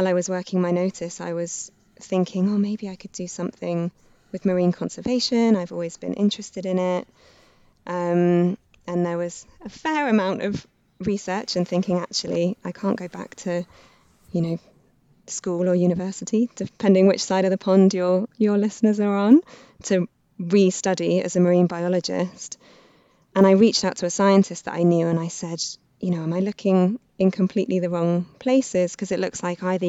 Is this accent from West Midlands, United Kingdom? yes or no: no; Reading, South East England, United Kingdom; I grew up in Reading